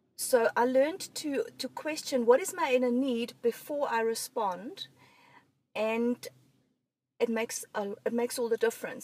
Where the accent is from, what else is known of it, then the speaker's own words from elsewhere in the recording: Germany; moved away; I grew up in Germany